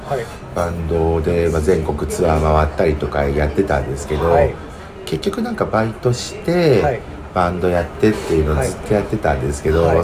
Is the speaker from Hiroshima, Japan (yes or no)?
no; Nagoya, Aichi, Japan; also born or lived in Tokyo / Osaka; 地元の名古屋に実家に帰ってきて